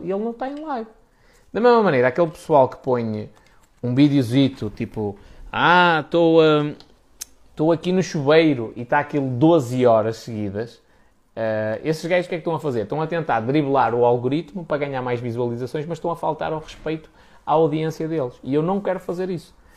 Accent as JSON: {"language": "Portuguese", "country": "Portugal"}